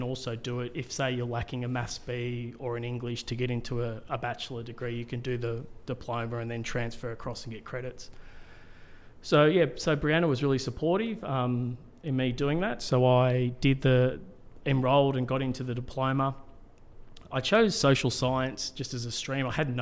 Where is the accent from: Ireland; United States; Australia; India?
Australia; Melbourne, Victoria; moved away as an adult; also born or lived in Cairns, Queensland; I grew up in Melbourne, and then I moved to Cairns, and I lived in Cairns for about 15 years.